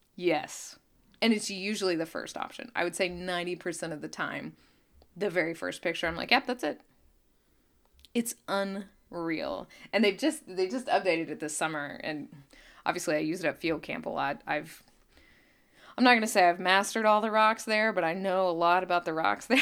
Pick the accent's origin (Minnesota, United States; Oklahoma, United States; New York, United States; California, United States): Oklahoma, United States; Claremore; my hometown, Claremore